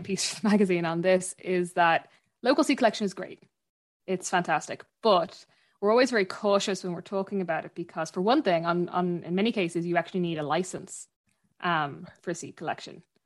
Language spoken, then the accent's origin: English; Dublin, Leinster, Ireland; moved away as an adult; now in Achill Island, Ireland; I'm from Dublin originally. I'm, I'm from, uh, North Dublin, and I live out, um, in Ackle at the minute